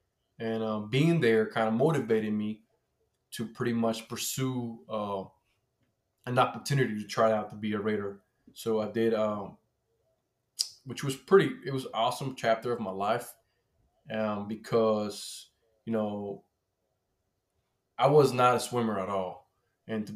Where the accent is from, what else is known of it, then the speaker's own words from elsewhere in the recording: Colombia; now in United States; I grew up in Colombia